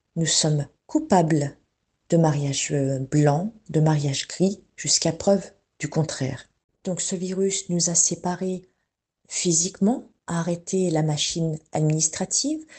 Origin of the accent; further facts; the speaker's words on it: France; Je suis française, euh, mes parents sont français